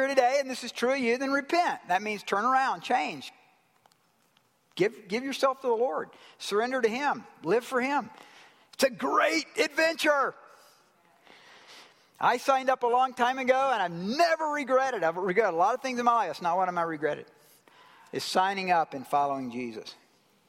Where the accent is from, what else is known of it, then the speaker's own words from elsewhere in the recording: Georgia, United States; I'm from Georgia